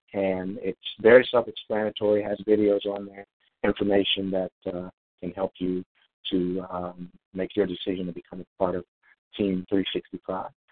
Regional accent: Illinois, United States; also born or lived in Atlanta, Georgia; now in Hawaii, United States; I'm five thousand miles away from my home my hometown, mm-hmm. and uh, which is in Illinois

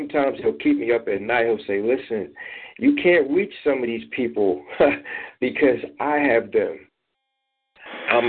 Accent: Philadelphia, Pennsylvania, United States; I'm actually from Philadelphia

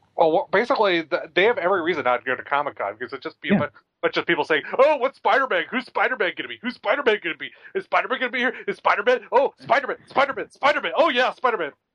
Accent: Astoria, Oregon, United States; Astoria, Oregon, which is my hometown.

